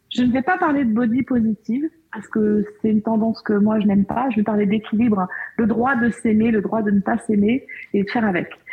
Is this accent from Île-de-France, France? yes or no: no; Beaujolais, Auvergne-Rhône-Alpes, France; Je suis née dans le Beaujolais